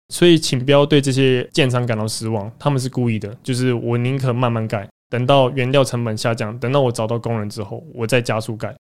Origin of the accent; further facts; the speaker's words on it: Taiwan; 我们台湾人不愿意做这个工作